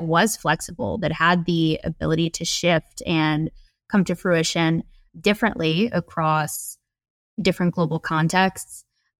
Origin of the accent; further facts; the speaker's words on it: Midwest, United States; So I was exposed to a ton of different cuisine types, including, you know, Filipino food, but also I grew up in the Midwest.